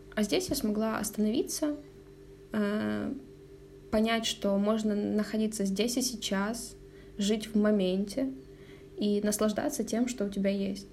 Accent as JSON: {"language": "Russian", "town": "Zaporizhzhia", "region": "Zaporizhzhia Oblast", "country": "Ukraine", "moved": "yes", "said": "Я же из Запорожья"}